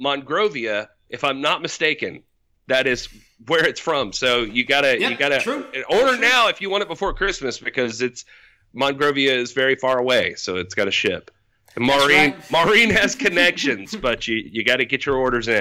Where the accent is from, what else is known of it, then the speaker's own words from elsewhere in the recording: South Carolina, United States; I'm from South Carolina